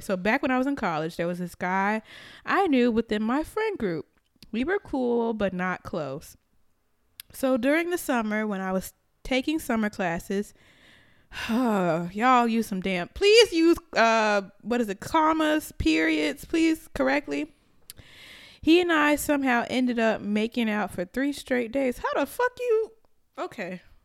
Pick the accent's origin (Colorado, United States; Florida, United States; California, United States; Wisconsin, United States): Florida, United States; moved away; I'm from Florida